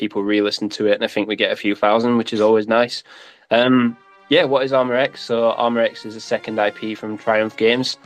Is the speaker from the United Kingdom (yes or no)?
yes; United Kingdom; accent: British